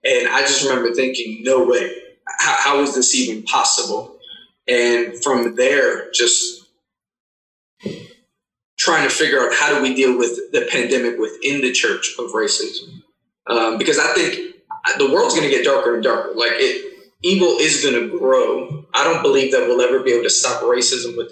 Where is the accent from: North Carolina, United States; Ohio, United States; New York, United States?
New York, United States; New York City; also born or lived in Cleveland, Tennessee; I was born and raised in Queens, New York